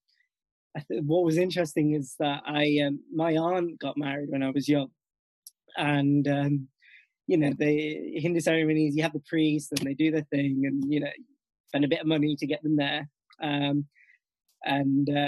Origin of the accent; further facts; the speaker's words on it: Nottingham, East Midlands, United Kingdom; also born or lived in Northampton; born and bred in Nottingham itself